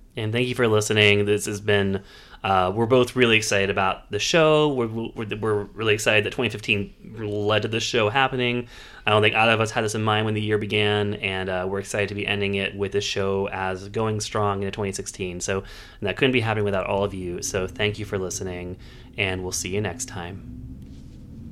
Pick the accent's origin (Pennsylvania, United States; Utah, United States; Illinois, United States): Pennsylvania, United States; Pittsburgh; it's filmed in Pittsburgh, uh, so I enjoyed seeing my hometown